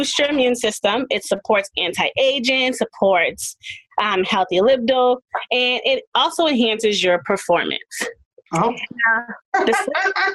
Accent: Boston, Massachusetts, United States; now in Marlborough, United States; I am from Boston, Massachusetts. I was born in Boston, Massachusetts, but I live in Marlboro, Mass.

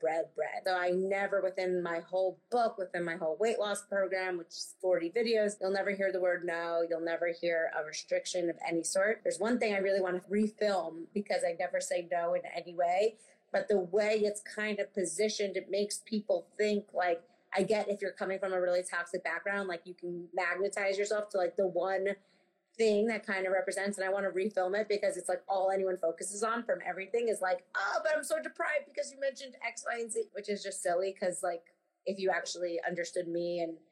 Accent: New York City, New York, United States; I grew up on the Upper West Side in Manhattan

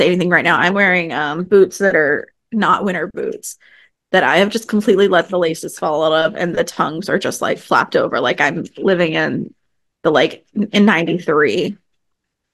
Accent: the South, United States; now in New York City, United States; I grew up in the South

